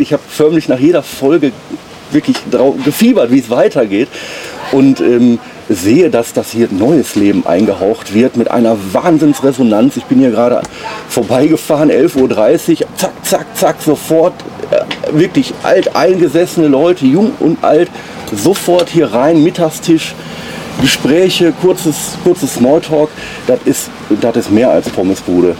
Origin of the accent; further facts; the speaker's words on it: Oberhausen, North Rhine-Westphalia, Germany; ich bin im Oberhausen am Norden aufgewachsen.